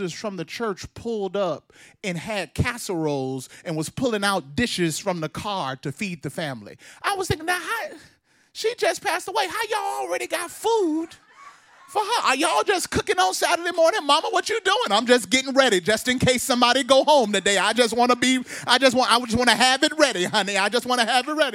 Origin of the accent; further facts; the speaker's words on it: Mississippi, United States; I grew up in Mississippi, a black boy from Mississippi